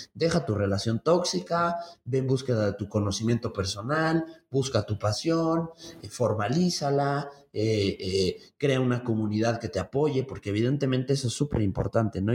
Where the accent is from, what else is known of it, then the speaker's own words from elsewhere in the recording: Mexico City, Mexico; now in Tlaxcala, Mexico; yo soy oriundo de la Ciudad de México, entonces allá, allá, allá crecí la mitad de mi vida soy tlaxcalteca ya por adopción